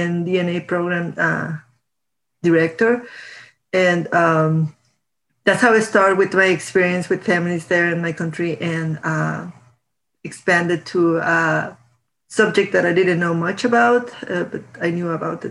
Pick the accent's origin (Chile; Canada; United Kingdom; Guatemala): Guatemala; moved away as an adult; now in Tucson, United States; I am originally from Guatemala. I moved to the U.S. in 2016